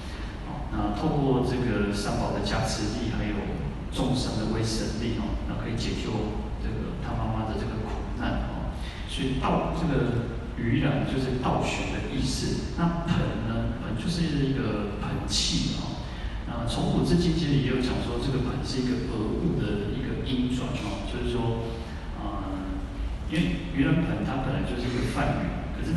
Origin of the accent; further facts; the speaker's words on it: Taiwan; 我们台湾人就会有台湾人讲话的语调。